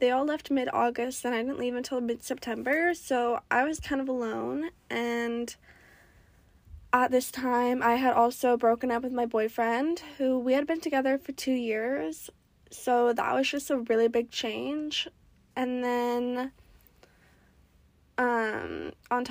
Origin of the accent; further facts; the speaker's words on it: Oregon, United States; moved away as an adult; I grew up in Oregon